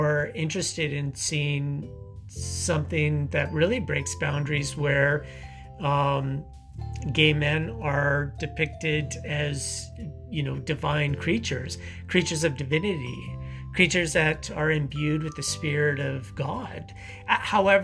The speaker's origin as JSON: {"language": "English", "region": "Saskatchewan", "country": "Canada", "tie": "born or raised there", "said": "growing up in the prairies, growing up in Saskatchewan"}